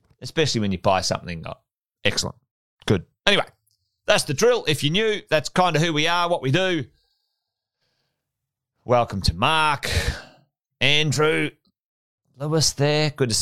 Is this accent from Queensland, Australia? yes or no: yes; Charters Towers, Queensland, Australia; I grew up in Charters Towers. There you go. Went to high school there